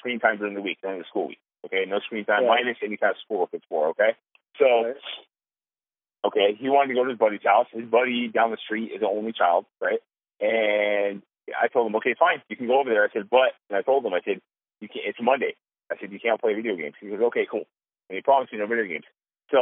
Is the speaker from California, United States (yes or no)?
yes; California, United States; moved away; we're from California. We have a ton of family and friends in California.